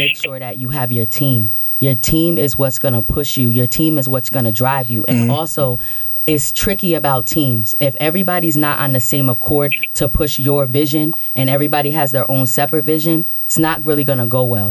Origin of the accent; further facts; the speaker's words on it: Albany, New York, United States; I'm from Albany, New York